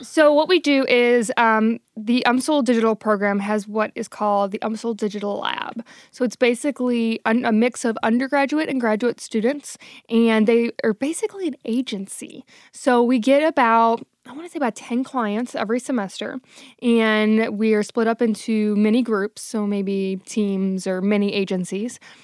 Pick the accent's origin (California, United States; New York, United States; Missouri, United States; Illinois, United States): Missouri, United States; St. Louis; moved away as an adult; also born or lived in New Orleans; I knew I wanted to move back to Saint Louis, which is my hometown